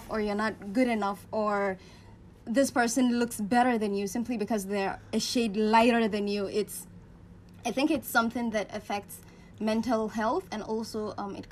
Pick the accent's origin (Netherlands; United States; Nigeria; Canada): Nigeria; Gombe State; I'm also from the northern part of Nigeria, Gombe to me, specific